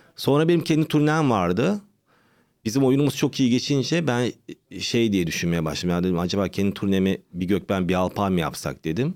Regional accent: Istanbul, Turkey; Doğma büyüme İstanbul. Anne baba, işte Sinop.

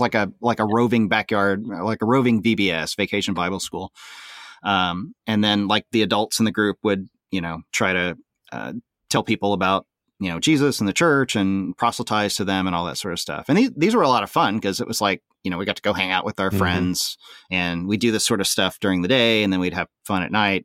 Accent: Tulsa, Oklahoma, United States; I grew up in Tulsa, Oklahoma. Um, born in Oklahoma City, moved to Tulsa by the time I was about three

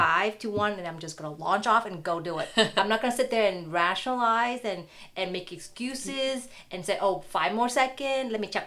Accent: Vietnam; moved away; growing up in Vietnam

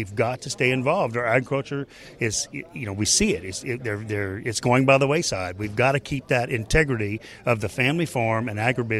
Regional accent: Lacassine, Louisiana, United States; I'm from Lacassine, Louisiana

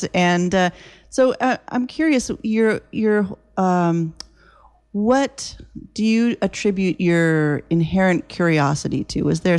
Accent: Oakland, California, United States; born or raised there; now in Bodega Bay, United States

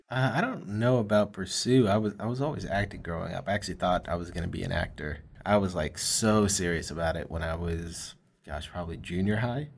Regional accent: Fort Worth, Texas, United States; also born or lived in Grand Prairie, Texas; I'm actually born and raised here from Fort Worth.

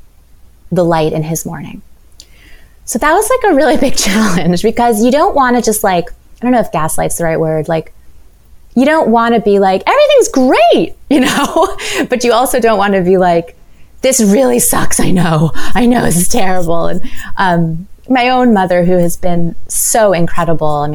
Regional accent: New York City, New York, United States; Manhattan, my hometown, where I grew up

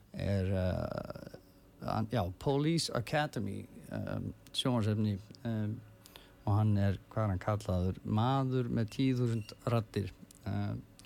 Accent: Reykjavík, Capital Region, Iceland; ég elst upp í Árbænum

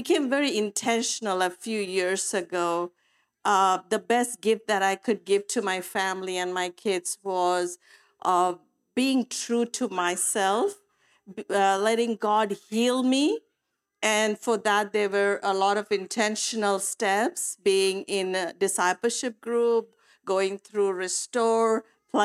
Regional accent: India; moved away; I come from India, so I brought a lot of cultural beliefs with me as I was parenting

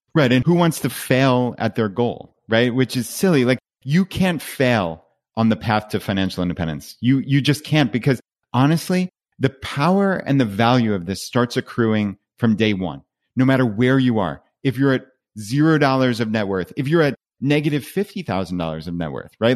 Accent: Long Island, New York, United States; moved away as an adult; we're from Long Island, New York

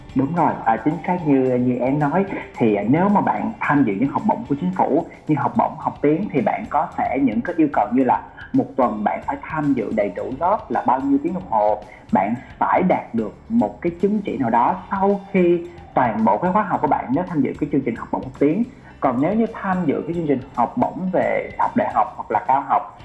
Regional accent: Vietnam; moved away; also born or lived in Taiwan; mình người Việt Nam

